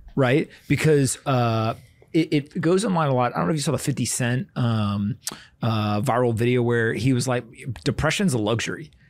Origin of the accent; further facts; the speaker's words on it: Raleigh, North Carolina, United States; I grew up in Raleigh, North Carolina, and so was in high school while that was going on